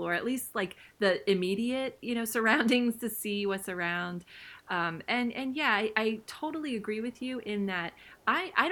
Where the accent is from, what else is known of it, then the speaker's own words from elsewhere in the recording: Ohio, United States; I'm from, you know, Midwest Ohio, so there's a lot of cornfields here